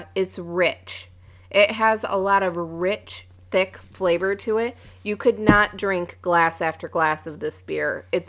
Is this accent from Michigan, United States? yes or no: yes; Bay City, Michigan, United States; now in Midland, United States; I'm so, from Bay City.